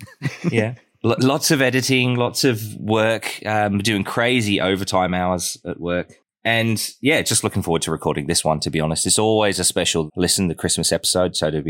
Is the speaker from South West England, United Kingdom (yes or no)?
yes; South West England, United Kingdom; I've seen in my hometown down in Devon as well, they had to abandon the bus